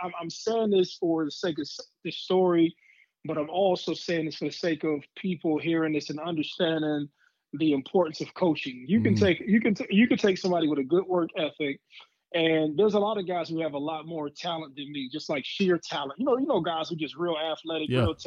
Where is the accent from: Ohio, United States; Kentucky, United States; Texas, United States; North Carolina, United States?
Ohio, United States; Youngstown; I'm from Youngstown